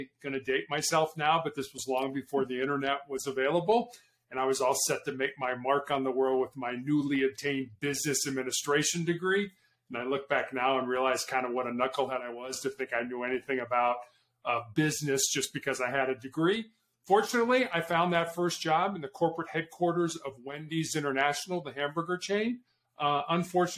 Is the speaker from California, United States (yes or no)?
no; Chicago, Illinois, United States; moved away as an adult; also born or lived in Charleston, South Carolina; growing up in Chicago, I'm actually the oldest of three boys